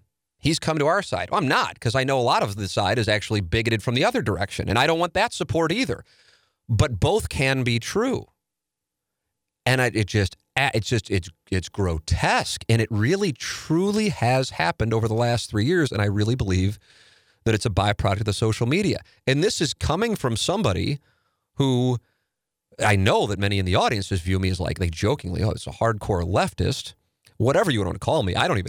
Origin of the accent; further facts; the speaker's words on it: St. Louis, Missouri, United States; And I talk about me observing growing up in South City, the race problem that I without question believe is the case, that I know pisses some people off in St. Louis when I say it